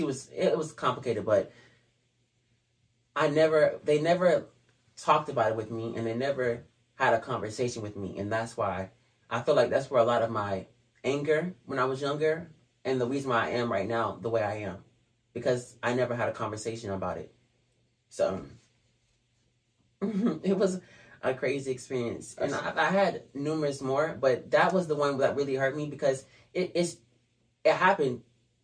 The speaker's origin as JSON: {"language": "English", "region": "Georgia", "country": "United States", "tie": "born or raised there", "also_born_or_lived": "California", "said": "when I came here, I got in first grade when I came to Georgia from California."}